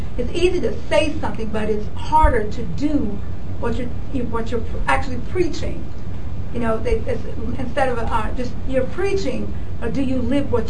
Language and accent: English; Chicago, Illinois, United States; I'm from Chicago.